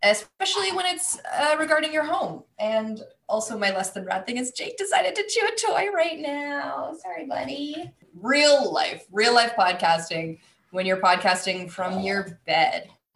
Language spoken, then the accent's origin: English; Canada; I am Canadian